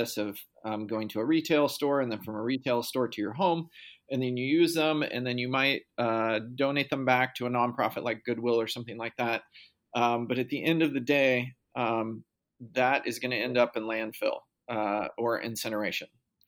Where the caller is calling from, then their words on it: Portland, Oregon, United States; I am calling in from Portland, Oregon.